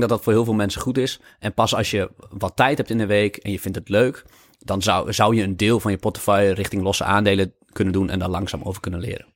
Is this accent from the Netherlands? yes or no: yes; Lemelerveld, Overijssel, Netherlands; ik ben in Lemelenveld opgegroeid